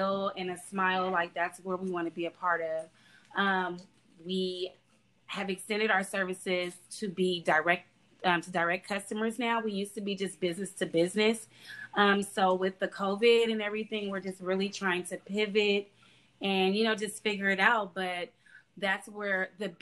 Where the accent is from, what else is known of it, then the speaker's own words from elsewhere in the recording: the South, United States; we're from the South